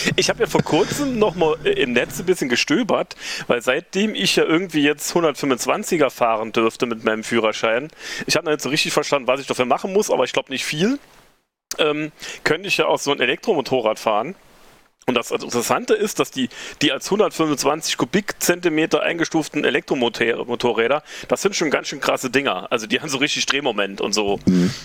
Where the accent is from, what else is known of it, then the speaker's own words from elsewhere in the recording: Reimsbach, Saarland, Germany; now in Saarbrücken, Germany; lebe dort seit jetzt über 20 Jahren, komme eigentlich auch vom Land. Der Saarbrücker bezeichnet das als Nordsaarland, aber ich komme aus Reimsbach.